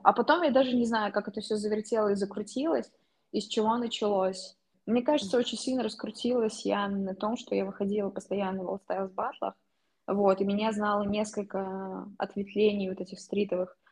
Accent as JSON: {"language": "Russian", "country": "Russia", "also_born_or_lived": "Kazan"}